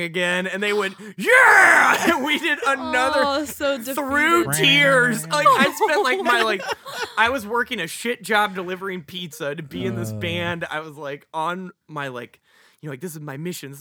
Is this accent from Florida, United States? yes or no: yes; Jacksonville, Florida, United States; from Jacksonville, Florida